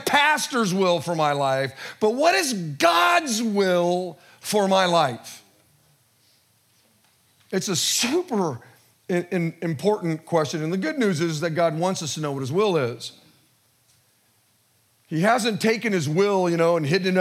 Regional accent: Modesto, California, United States; born and raised in Modesto

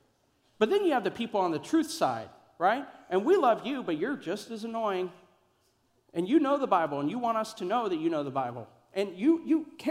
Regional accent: Kansas City, Missouri, United States; moved away; also born or lived in Columbia, Missouri; I grew up in Kansas City in Columbia

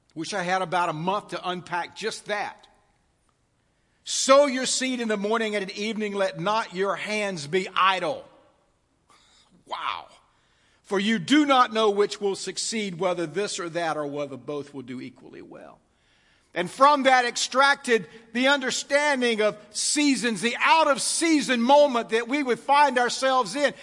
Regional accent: United States; I'm an American

